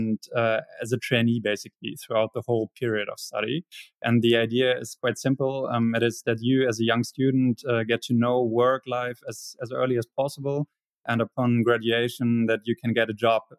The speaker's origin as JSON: {"language": "English", "region": "Hamburg", "country": "Germany", "tie": "born or raised there", "said": "I was born in Hamburg, spent half of my childhood and youth in Hamburg, and the other half in a smaller city very nearby."}